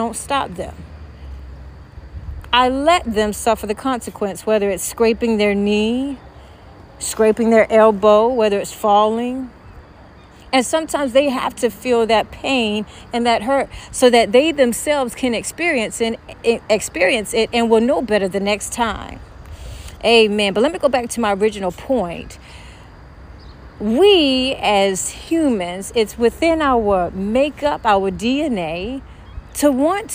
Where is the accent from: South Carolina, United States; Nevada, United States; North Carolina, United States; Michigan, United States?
North Carolina, United States; Louisburg; she and I grew up together in Lewisburg, North Carolina.